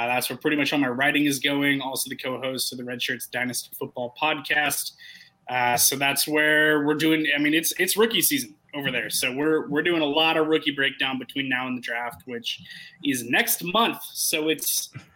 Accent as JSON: {"language": "English", "town": "Portland", "region": "Oregon", "country": "United States", "tie": "born or raised there", "also_born_or_lived": "Phoenix, Arizona", "moved": "yes", "lives_now": "Chicago, United States", "said": "I'm born and raised in Portland, which is basically just South Seattle."}